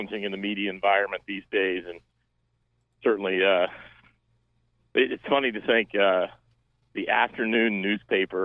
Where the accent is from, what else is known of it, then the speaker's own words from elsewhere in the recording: Gallipolis, Ohio, United States; moved away as an adult; now in Cincinnati, United States; I grew up in Gallipolis